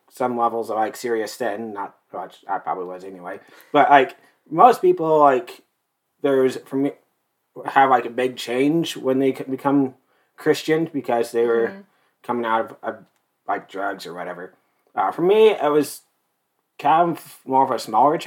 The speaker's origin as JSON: {"language": "English", "region": "North Central Idaho", "country": "United States", "tie": "born or raised there", "said": "I am born and raised in North Central Idaho, pure blood. Yay, Idahoan."}